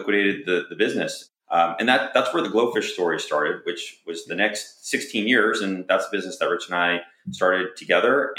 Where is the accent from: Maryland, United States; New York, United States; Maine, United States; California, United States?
New York, United States; northern Westchester; We grew up in New York, so kind of northern Westchester area